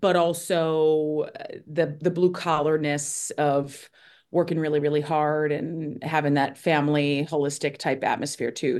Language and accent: English; Toledo, Ohio, United States; moved away as an adult; now in Connecticut, United States; growing up in Ohio was, I loved it